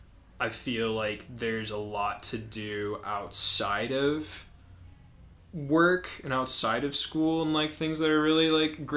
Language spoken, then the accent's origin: English; St. Louis, Missouri, United States; moved away as an adult; also born or lived in Cincinnati, Ohio; now in Denver, United States; So I grew up in St. Louis. I went to school in Cincinnati, Ohio. And then my plan was either to stay in Cincinnati or to go back to St. Louis. I ended up going back to St. Louis after finishing school.